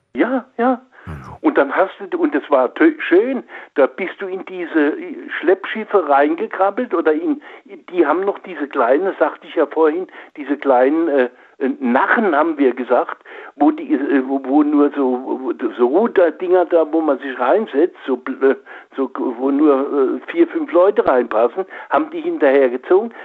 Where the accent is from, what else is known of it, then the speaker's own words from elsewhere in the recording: Oppenheim, Rhineland-Palatinate, Germany; bin äh, groß geworden oder bin geboren in Oppenheim am Rhein.